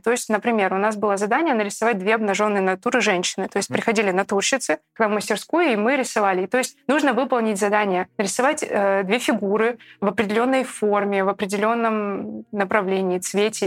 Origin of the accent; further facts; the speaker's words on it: Petropavl, North Kazakhstan Region, Kazakhstan; moved away as an adult; now in Saint Petersburg, Russia; я из маленького города. Я из Петропавловска, Северный Казахстан